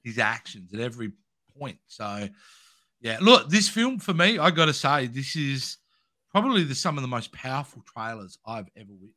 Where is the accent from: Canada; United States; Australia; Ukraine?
Australia; as an Australian